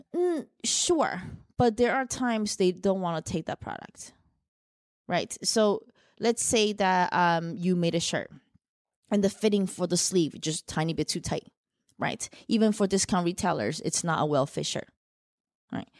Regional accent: New Jersey, United States; accent: mixed; also born or lived in Shanghai, China; I was born in Shanghai, China, raised in Jersey. So, got a bit of a mixed accent here

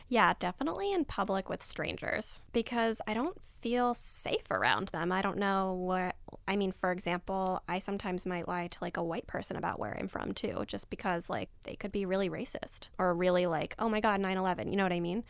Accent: Abu Dhabi, United Arab Emirates; moved away; also born or lived in Egypt; I grew up in Abu Dhabi, so in the Middle East, and I'm Egyptian, but I don't spend any time there anymore

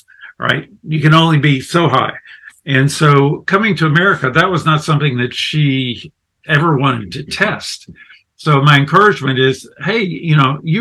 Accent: the South, United States; I'm American from the deep south or the mid-south

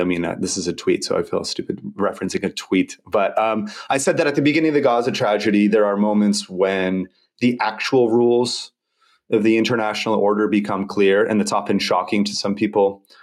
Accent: United States; moved away as an adult; also born or lived in Brazil / Indonesia; I'm American

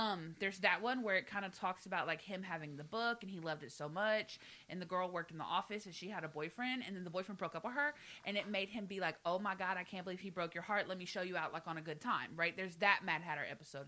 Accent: the South, United States; moved away; I'm from the South. I spent 25 years in the South. Okay, I know these people. I was raised with these people.

